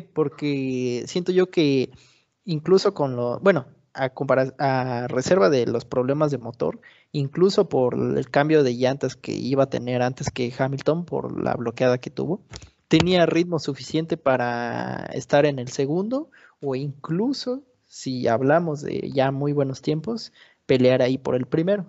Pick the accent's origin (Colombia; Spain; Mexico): Mexico; siendo mexicano